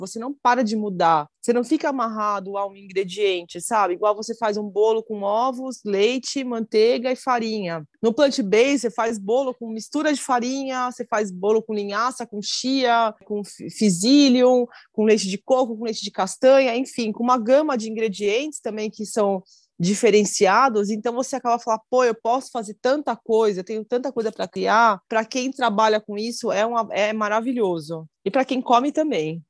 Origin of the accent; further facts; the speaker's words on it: Brazil; eu sou brasileira